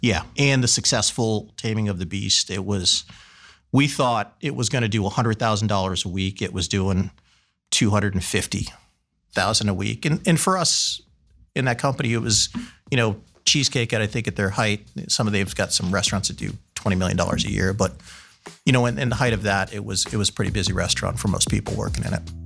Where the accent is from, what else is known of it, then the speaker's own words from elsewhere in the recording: Massachusetts, United States; moved away as an adult; also born or lived in San Francisco / Washington, D.C.; now in Columbus, United States; growing up in the East, again, two miles from the water, we used to go cohogging.